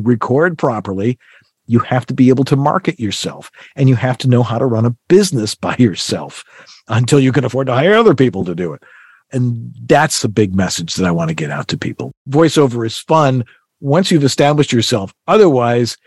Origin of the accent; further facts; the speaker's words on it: Buffalo, New York, United States; I'm from Buffalo